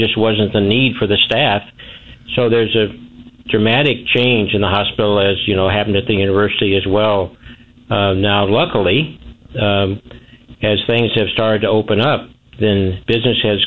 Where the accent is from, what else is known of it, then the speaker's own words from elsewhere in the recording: Millersburg, Missouri, United States; I was born out in Millersburg